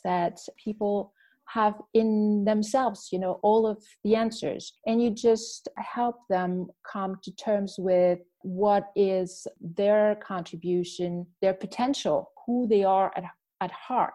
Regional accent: Canada; moved away as an adult; also born or lived in Washington, D.C.; now in Brussels, Belgium; I am a Canadian, but I have been in Brussels for now close to 20 years on and off

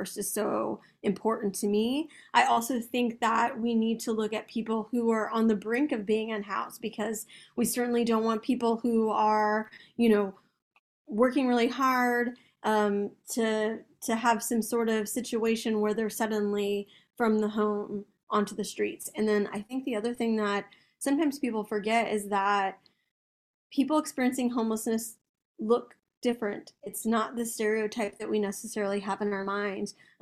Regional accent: Austin, Texas, United States; I grew up in South Austin

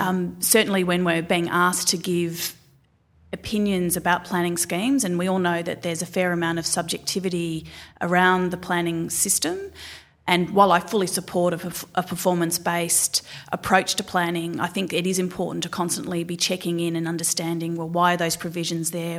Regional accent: Gisborne, Victoria, Australia; I grew up just outside of Melbourne in a, what was a little town called Gisborne

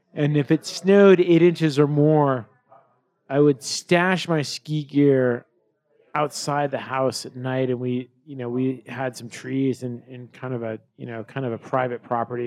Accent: Colorado, United States; growing up in Colorado and being in the mountain environment

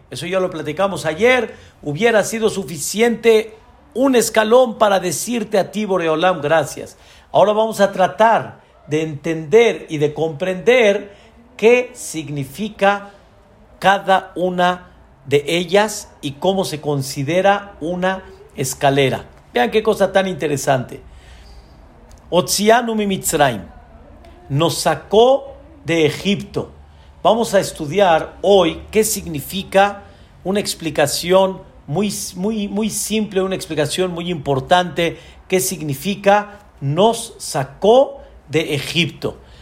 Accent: Mexico; la mentalidad de nuestro país

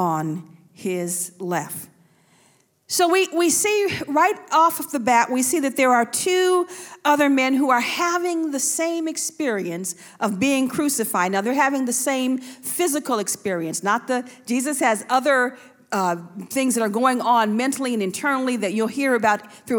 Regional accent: Buffalo, New York, United States; I'm from Buffalo

